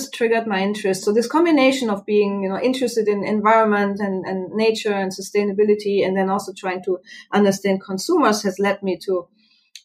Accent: Germany; moved away as an adult; now in Arizona, United States; I'm sure you can pick up my accent. I'm from Germany originally. I came to the United States and here to Arizona roughly 11 years ago.

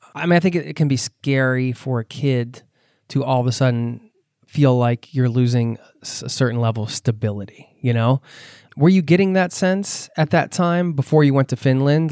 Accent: United States; moved away as an adult; now in Oslo, Norway; living outside of my home country

